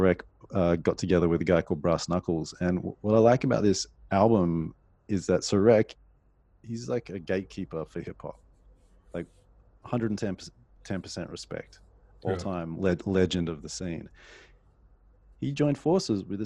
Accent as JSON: {"language": "English", "town": "Sydney", "region": "New South Wales", "country": "Australia", "said": "I'm from Sydney"}